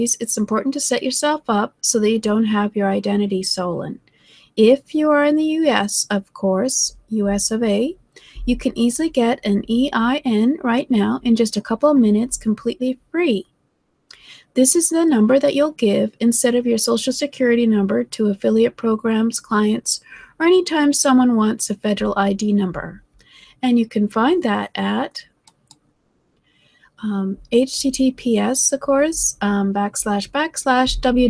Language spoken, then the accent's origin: English; Canada; I'm from Canada